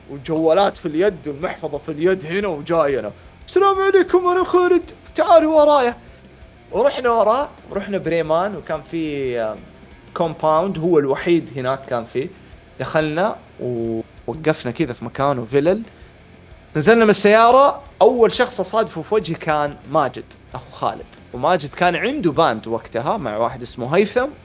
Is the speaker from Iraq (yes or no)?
no; Hejaz, Saudi Arabia; وانا حجازي ابيضاني